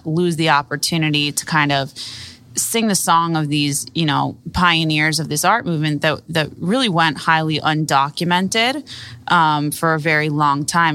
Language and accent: English; Miami, Florida, United States; I grew up here in Miami